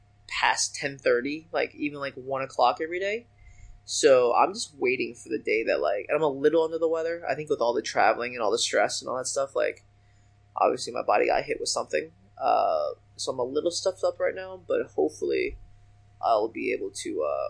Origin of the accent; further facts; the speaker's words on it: China; born there; I was born in China. That's how I got mine.